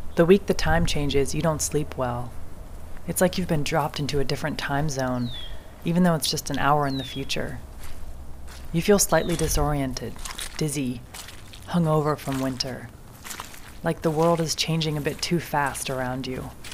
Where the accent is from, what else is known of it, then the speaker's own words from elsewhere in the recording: Kentucky, United States; moved away as an adult; now in Wisconsin, United States; I'm from Kentucky, where spring is measured by the blooms.